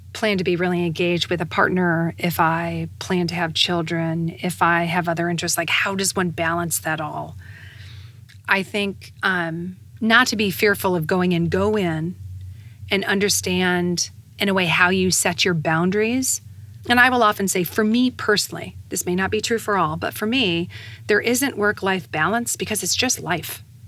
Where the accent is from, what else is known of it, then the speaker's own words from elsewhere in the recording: United States; being an American and being an American woman